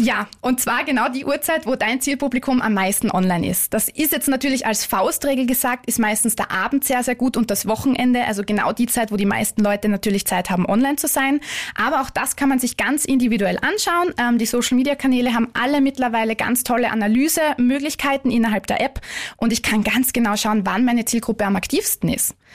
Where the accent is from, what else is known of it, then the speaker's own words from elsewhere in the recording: Vienna, Austria; moved away; ich bin ursprünglich Wienerin